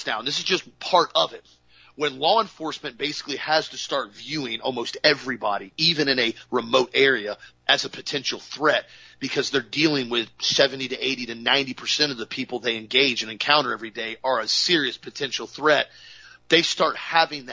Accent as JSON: {"language": "English", "town": "Auburndale", "region": "Florida", "country": "United States", "tie": "born or raised there", "said": "I was pretty much born and raised in Central Florida. I've grown up in Auburndale my whole life."}